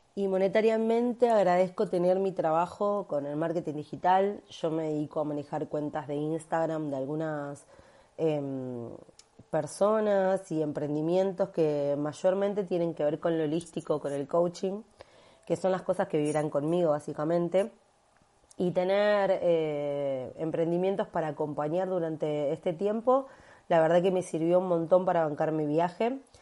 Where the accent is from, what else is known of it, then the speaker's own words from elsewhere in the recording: Buenos Aires, Argentina; soy de Buenos Aires, Argentina